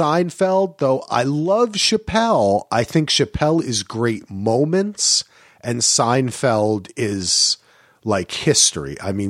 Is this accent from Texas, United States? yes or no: no; New Jersey, United States; You know, growing up in Jersey and spending so much time in New York, there's so many Hasidic people.